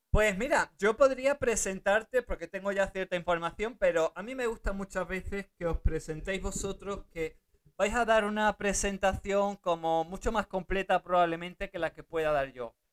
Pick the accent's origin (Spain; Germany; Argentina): Germany; born there; Yo nací en Alemania